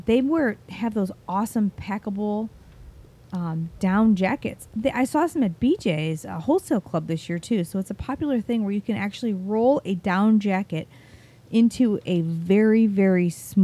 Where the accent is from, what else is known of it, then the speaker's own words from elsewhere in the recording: Ohio, United States; moved away as an adult; now in Florida, United States; we live in Florida. We grew up and were born and raised in Ohio, so we're well-versed in cold weather temperatures. We've been in Florida now for over 11 years